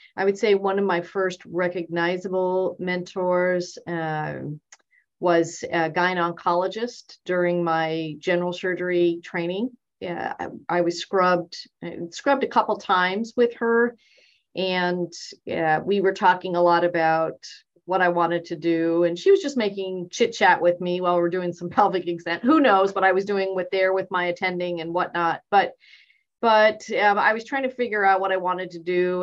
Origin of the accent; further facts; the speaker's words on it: Bay Area, California, United States; moved away; also born or lived in Boston, Massachusetts / Texas; that's pretty much where I grew up in the Bay Area.